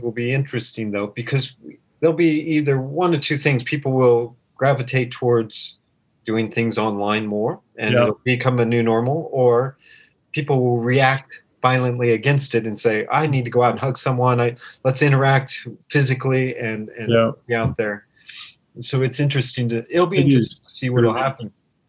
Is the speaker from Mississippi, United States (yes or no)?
no; Colorado, United States; also born or lived in Florida; now in Japan; growing up in Colorado and learning to eat sushi in Colorado